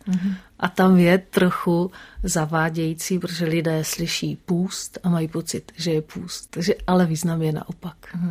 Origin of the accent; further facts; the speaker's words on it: Czechia; also born or lived in Mexico / France / Italy; u nás v období komunismu